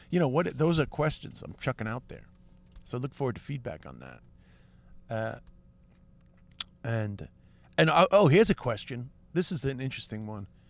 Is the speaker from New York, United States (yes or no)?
yes; New York City, New York, United States; also born or lived in Lower East Side, New York; I'm sort of like a working class kid from Queens